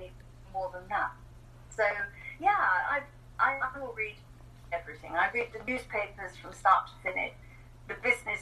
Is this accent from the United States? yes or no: no; England, United Kingdom; moved away as an adult; now in New Zealand; I'm English, so I'm an immigrant to New Zealand. I immigrated here 10 years ago. Okay. So I grew up in England